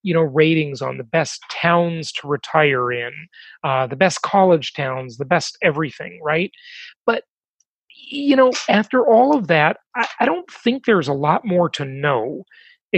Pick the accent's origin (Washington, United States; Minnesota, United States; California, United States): California, United States; moved away; California is my home state. I live there the vast majority of my life.